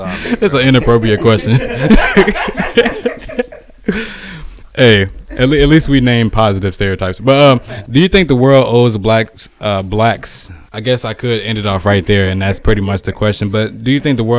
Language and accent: English; Riverdale, United States; Growing up in Riverdale, it's like 80-90% black people.